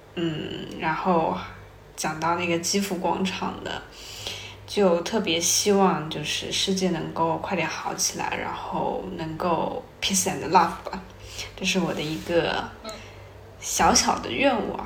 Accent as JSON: {"language": "Chinese", "country": "China", "also_born_or_lived": "Japan", "moved": "as an adult", "said": "那个时候我们班里面就我一个中国人"}